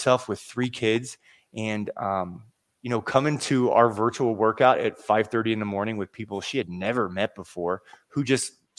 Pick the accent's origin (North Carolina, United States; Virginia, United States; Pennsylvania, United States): Virginia, United States; Seven Cities area of; I'm from the Seven Cities area of Virginia.